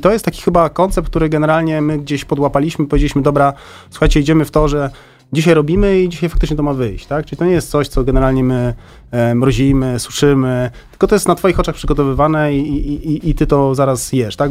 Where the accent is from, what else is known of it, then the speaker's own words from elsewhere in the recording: Warsaw, Masovian Voivodeship, Poland; ja jestem z Warszawy